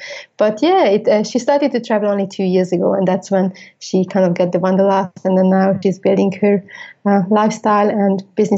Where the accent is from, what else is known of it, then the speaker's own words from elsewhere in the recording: Budapest, Hungary; moved away as an adult; also born or lived in United States / London; I left Budapest, my home, town. I lived in over 8 countries